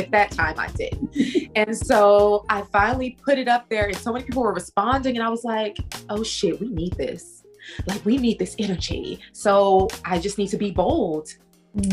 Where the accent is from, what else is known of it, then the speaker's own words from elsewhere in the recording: Texas, United States; accent: Southern; I am from Texas, born and raised in Texas. So I'm a Southern girl, super Southern